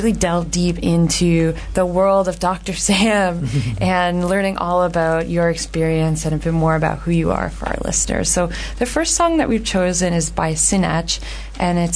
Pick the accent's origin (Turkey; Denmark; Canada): Canada; as a Canadian